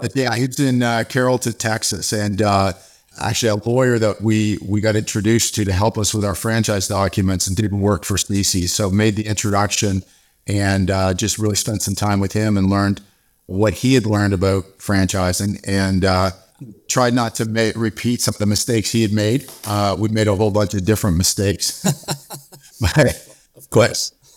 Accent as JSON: {"language": "English", "country": "Canada", "also_born_or_lived": "South Africa / Dallas", "moved": "yes", "said": "I'm originally from Canada"}